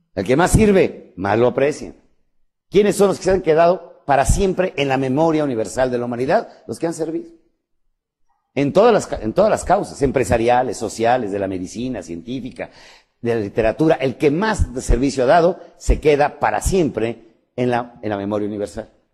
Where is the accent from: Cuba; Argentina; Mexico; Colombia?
Mexico; México, ¿sabes qué es? el vientre de mi madre, la mesa de todos los días, el lugar de mis hijos, la tierra que me germinó. Yo no soy mexicano, yo soy México